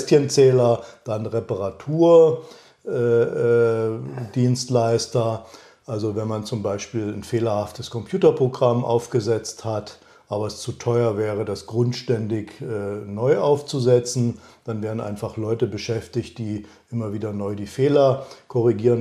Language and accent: German; East Germany, Germany; ich bin ja in Ostdeutschland groß geworden